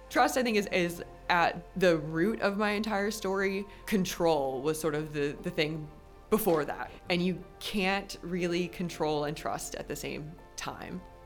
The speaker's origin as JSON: {"language": "English", "town": "Richmond", "region": "Virginia", "country": "United States", "tie": "born or raised there", "said": "I grew up in Richmond, Virginia, and I'm an only child"}